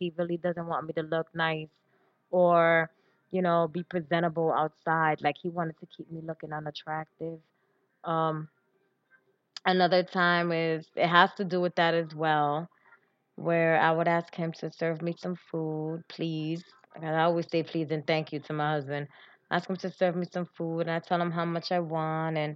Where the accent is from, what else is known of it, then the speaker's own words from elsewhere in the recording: New York City, New York, United States; I was born and raised in New York, in the Bronx.